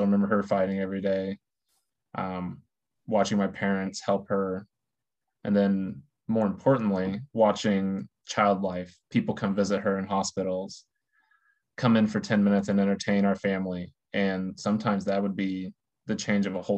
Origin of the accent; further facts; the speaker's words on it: Terre Haute, Indiana, United States; born and raised in Terre Haute, Indiana